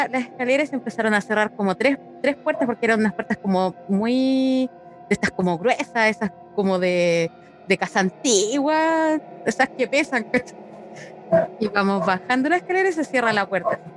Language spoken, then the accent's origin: Spanish; Concepción, Biobío, Chile; Yo estudié, bueno, yo estudié en la básica, la estudié en un particular y la media en el liceo de niña en Conce.